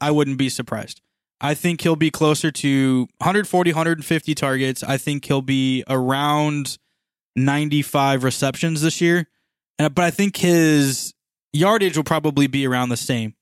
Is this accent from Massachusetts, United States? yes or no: no; Missouri, United States; we are from Missouri